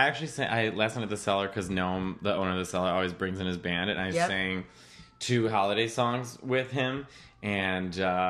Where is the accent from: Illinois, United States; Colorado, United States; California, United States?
Illinois, United States; Arlington Heights; I'm from Arlington Heights, Illinois.